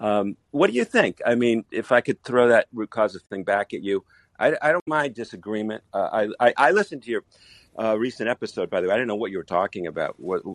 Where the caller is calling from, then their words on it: Israel; and I'm calling from Israel.